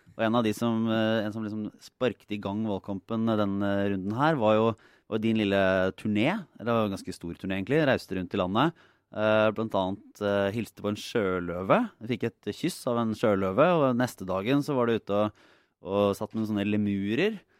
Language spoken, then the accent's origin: Norwegian; Bø, Norway; Sommerland er i Bø, der jeg er fra.